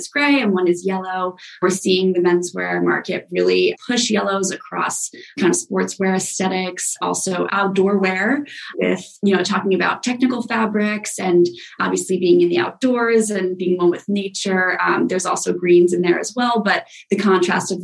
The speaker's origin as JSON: {"language": "English", "region": "New York", "country": "United States", "said": "I'm a New Yorker"}